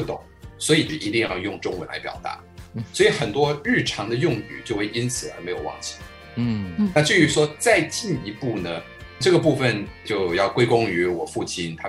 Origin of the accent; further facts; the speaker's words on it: United States; first language Chinese; moved away as an adult; also born or lived in Taiwan / New York; now in Taipei, Taiwan; 我是小时候八岁，我在移民过去到美国了。我就说非常感谢我起码还有前面这八年的时间，先是在台湾生长，